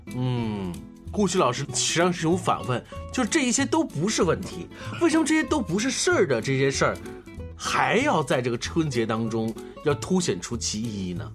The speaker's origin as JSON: {"language": "Chinese", "country": "China", "said": "是我们中国人传统习俗"}